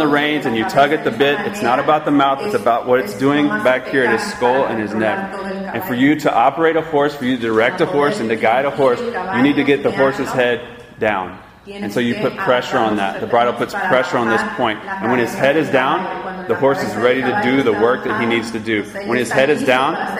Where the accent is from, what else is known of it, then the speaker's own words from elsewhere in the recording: Georgia, United States; I'm from Georgia.